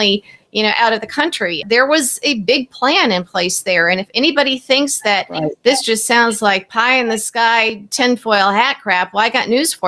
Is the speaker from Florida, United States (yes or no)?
no; Peoria, Illinois, United States; I worked for Bob Michael, who was very much a moderate, because I'm from Peoria